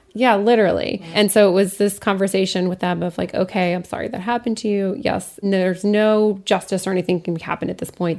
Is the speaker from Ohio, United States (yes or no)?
no; Lafayette, Colorado, United States; my hometown, Lafayette, Colorado